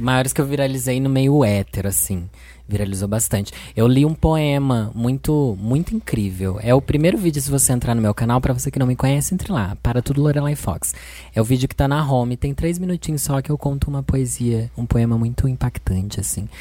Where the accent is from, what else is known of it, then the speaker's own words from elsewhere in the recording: Sorocaba, São Paulo, Brazil; Eu sou de Sorocaba, São Paulo, sou drag queen há quatorze anos